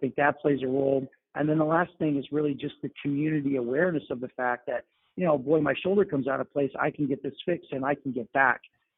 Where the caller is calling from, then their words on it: New York City, New York, United States; I'm calling in from New York City